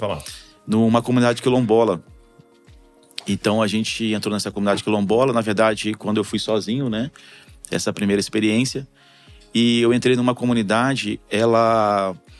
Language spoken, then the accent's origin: Portuguese; Duque de Caxias, Rio de Janeiro, Brazil; moved away as an adult; also born or lived in Piauí / Alagoas; Eu sou de Xerém que é da Baixada Fluminense